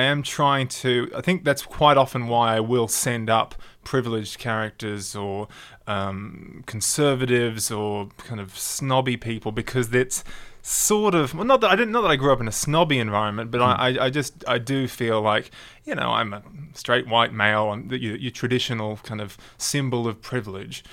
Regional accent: Sydney, New South Wales, Australia; I grew up in the northern suburbs of Sydney

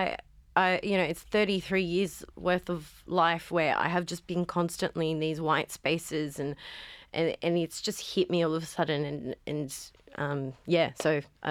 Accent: Cabramatta, New South Wales, Australia; I grew up in Cabramatta in the 90s

